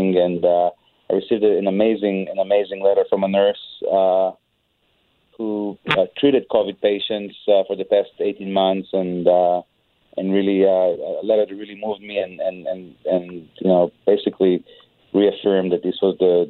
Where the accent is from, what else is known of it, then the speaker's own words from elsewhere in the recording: Israel; moved away; I'm an immigrant, and I see what the kind of things that are happening in my home country of Israel.